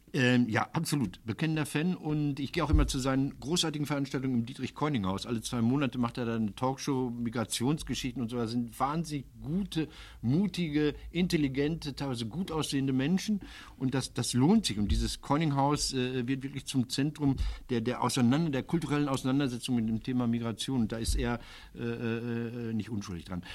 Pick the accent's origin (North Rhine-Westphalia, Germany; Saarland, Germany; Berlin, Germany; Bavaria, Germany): North Rhine-Westphalia, Germany; Ruhr area; bei uns im Ruhrgebiet